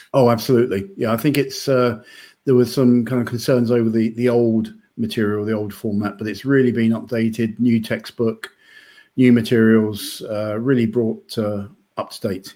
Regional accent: United Kingdom; now in Denmark; I'm British

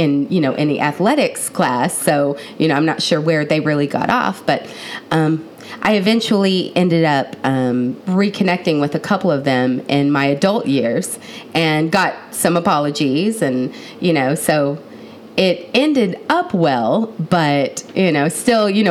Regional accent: Houston, Texas, United States; also born or lived in Waco, Texas; I was born in Waco, Texas, but have lived most of my life in the north side of Houston suburbs

